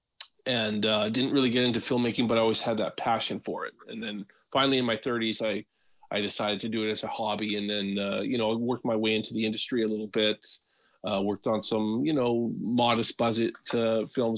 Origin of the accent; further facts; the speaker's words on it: Western Canada, British Columbia, Canada; also born or lived in Alberta; I've lived in Western Canada for all my life, pretty much, mostly BC. Did a little stint in Alberta when I was a kid.